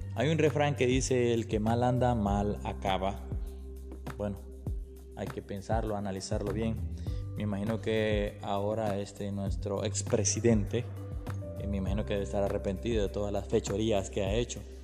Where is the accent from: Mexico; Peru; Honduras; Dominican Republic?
Honduras; aquí en mi país Honduras